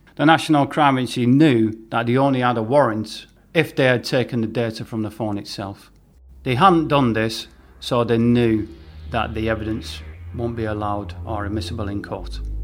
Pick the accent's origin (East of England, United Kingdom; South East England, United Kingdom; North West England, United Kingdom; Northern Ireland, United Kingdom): North West England, United Kingdom; St Helens; my hometown in Merseyside in Saint Helens